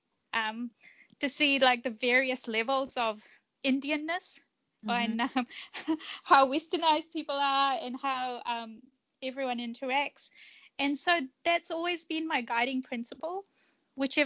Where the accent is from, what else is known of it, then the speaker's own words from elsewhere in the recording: Fiji; moved away; also born or lived in Japan; I was born in Fiji, which is, you know, multicultural.